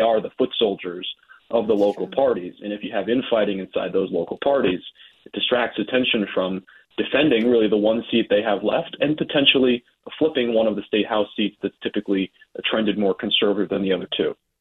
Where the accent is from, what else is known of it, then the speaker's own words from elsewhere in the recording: Trumbull, Connecticut, United States; I grew up in Trumbull